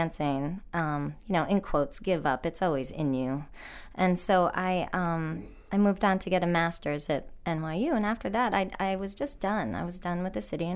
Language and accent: English; Rhode Island, United States; I grew up in Rhode Island, the biggest little state in the union.